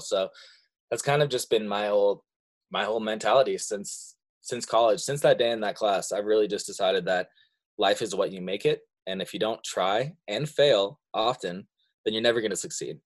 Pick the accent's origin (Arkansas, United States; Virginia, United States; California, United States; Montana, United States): Montana, United States; also born or lived in Seattle; I've lived in Montana for pr-, pretty much all my life. I was born in Seattle, but I didn't even live there for a year. I've been here ever since then.